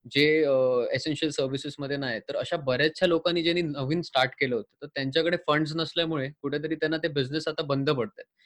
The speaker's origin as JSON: {"language": "Marathi", "town": "Sawantwadi", "region": "Maharashtra", "country": "India", "tie": "born or raised there", "said": "मी सिंधुदुर्गातलं आहे बेस्ट सावंतवाडी हे माझं गाव आहे"}